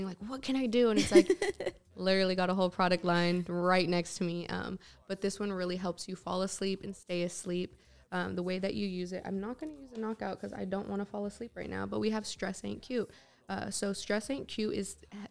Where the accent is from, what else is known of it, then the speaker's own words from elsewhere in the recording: San Francisco, California, United States; I love my hometown. I love being from San Francisco